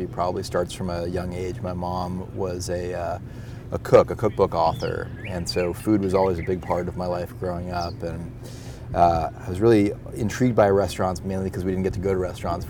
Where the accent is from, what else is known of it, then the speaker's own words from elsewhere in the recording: Boston, Massachusetts, United States; we're both Boston guys